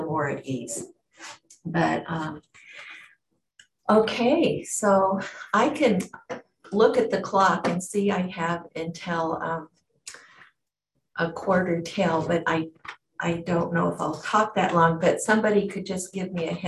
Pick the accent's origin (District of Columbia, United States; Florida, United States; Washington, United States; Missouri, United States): Washington, United States; also born or lived in Oregon / England; I was born and raised in Washington State 70 years ago.